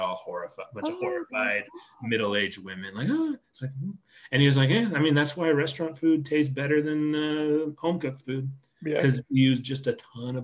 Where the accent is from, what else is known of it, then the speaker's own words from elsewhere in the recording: Topeka, Kansas, United States; now in Colorado, United States; growing up in Topeka and being in Colorado now